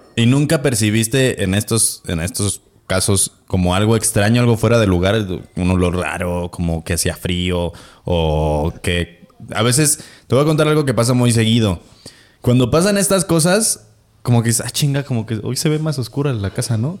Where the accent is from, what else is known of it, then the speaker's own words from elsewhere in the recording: Celaya, Guanajuato, Mexico; yo soy de Celaya